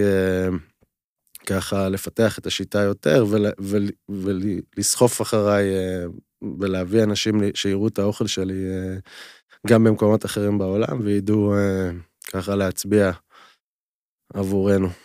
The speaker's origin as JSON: {"language": "Hebrew", "town": "Timorim", "region": "Southern District", "country": "Israel", "tie": "born or raised there", "said": "גדלתי במושב תימורים, שהוא היה מושב שיתופי, כל הילדות שלי"}